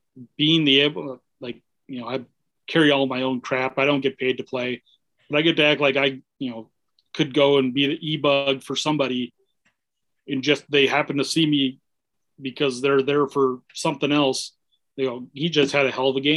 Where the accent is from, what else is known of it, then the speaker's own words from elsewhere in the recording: Minnesota, United States; I grew up in Minnesota.